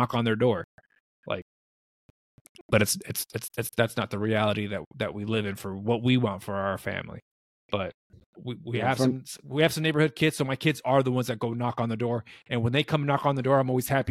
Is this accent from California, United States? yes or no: yes; California, United States; now in Arizona, United States; I grew up in California.